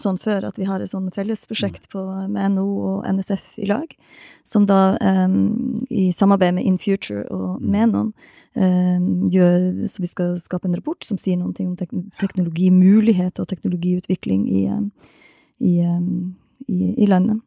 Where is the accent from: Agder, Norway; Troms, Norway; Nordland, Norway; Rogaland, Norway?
Troms, Norway; Balsfjord; jeg er fra Balsfjord